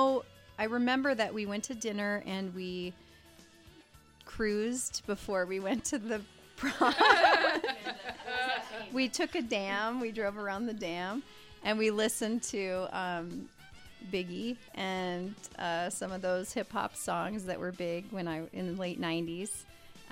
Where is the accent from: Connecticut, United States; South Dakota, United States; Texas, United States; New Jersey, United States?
South Dakota, United States; moved away; I grew up in South Dakota, so in a small town